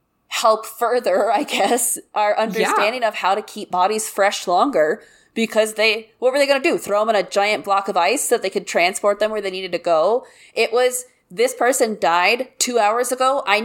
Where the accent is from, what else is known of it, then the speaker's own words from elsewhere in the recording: the Bible Belt, United States; I grew up in the Bible Belt where people are truly fucked up.